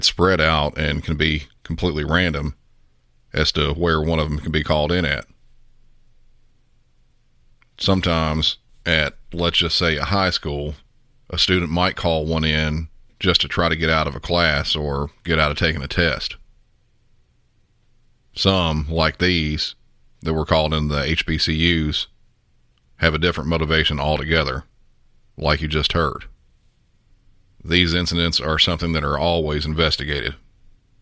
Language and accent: English; the South, United States; I'm from the South